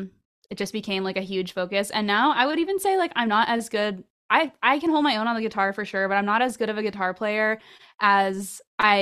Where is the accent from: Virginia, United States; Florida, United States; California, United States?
Florida, United States; Orlando; But yeah, growing up in Orlando, the music scene there, I feel like it was a small but very dedicated pool.